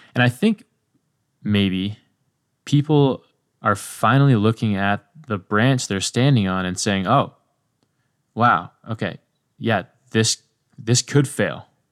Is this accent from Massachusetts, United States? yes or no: no; Ojai, California, United States; I grew up in Ojai, an acorn-rich region